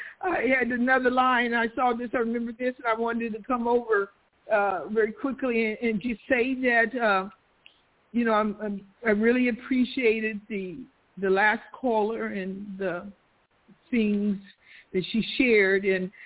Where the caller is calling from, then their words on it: Stockton, California, United States; Stockton, California.